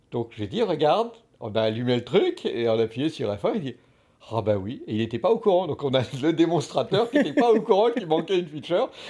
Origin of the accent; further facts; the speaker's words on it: France; on est français.